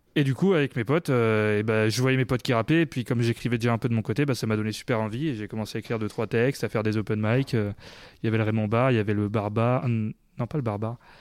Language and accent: French; Clermont-Ferrand, Auvergne-Rhône-Alpes, France; je suis né à Clermont